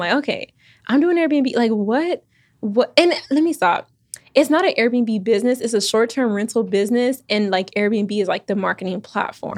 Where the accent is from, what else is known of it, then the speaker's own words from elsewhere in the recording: Houston, Texas, United States; moved away; also born or lived in Austin, Texas / Virginia; I was born in Austin, raised in Houston